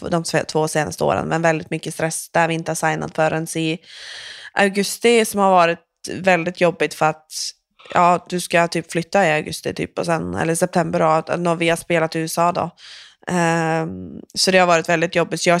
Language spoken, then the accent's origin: Swedish; Sweden; jag är ju svensk.